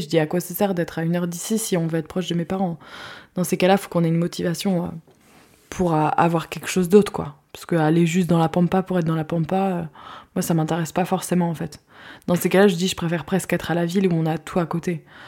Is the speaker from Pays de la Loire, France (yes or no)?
yes; Guérande, Pays de la Loire, France; moved away; also born or lived in Sweden / La Baule area; j'ai grandi moi à Guérande